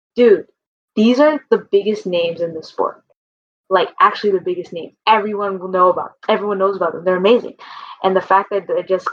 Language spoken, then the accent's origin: English; Bay Area, California, United States; I'm from the Bay Area